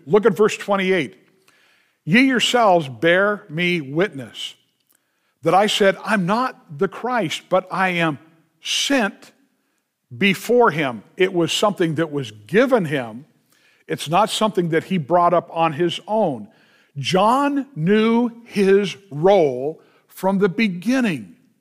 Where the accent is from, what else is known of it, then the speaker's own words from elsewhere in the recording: United States; being an American